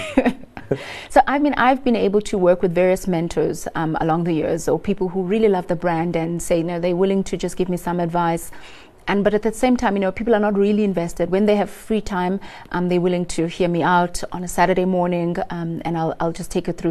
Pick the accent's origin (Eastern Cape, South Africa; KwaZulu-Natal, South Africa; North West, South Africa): Eastern Cape, South Africa; Lusikisiki; I come from Lusikisiki in the Eastern Cape, um, very rural